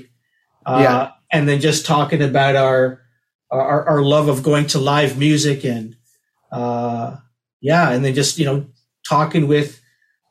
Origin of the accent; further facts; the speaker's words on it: Toronto, Ontario, Canada; growing up in Toronto